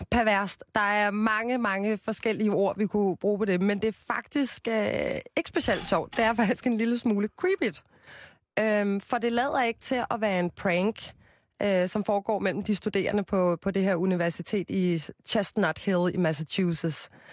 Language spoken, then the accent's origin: Danish; Copenhagen, Capital Region of Denmark, Denmark; jeg er jo fra København